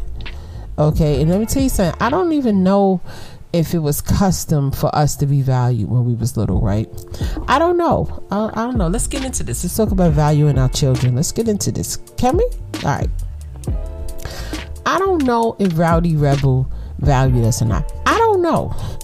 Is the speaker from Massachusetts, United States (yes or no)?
no; New York City, New York, United States; we was born and raised in Brooklyn